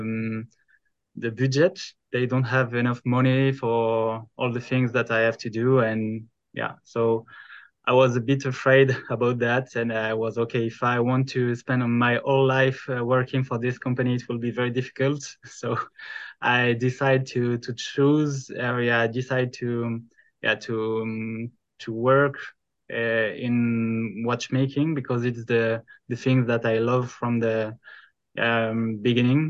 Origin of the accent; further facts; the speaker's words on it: the middle of France, central France, France; English is a second language; I'm French. I come from France, the middle of France